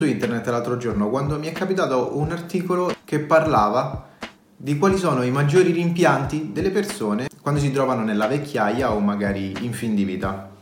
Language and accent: Italian; Rome, Lazio, Italy; sono un romano